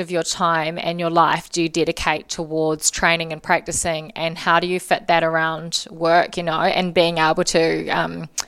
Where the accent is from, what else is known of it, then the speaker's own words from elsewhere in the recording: Auckland, New Zealand; Um, growing up in Auckland, I'd say Muriwai.